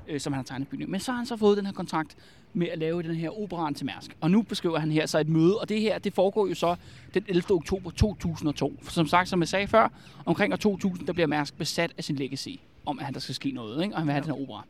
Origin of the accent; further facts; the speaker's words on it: Albertslund, Capital Region of Denmark, Denmark; jeg er fra Albertslund